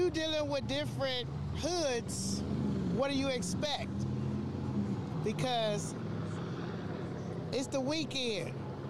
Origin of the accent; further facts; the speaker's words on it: Compton, California, United States; We have a big, big family from Compton. I'm from Compton.